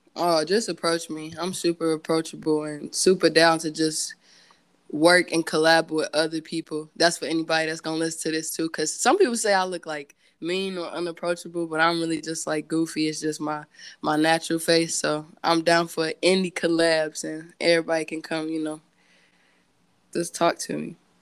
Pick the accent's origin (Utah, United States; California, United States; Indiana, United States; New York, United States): Indiana, United States; Gary; growing up in Gary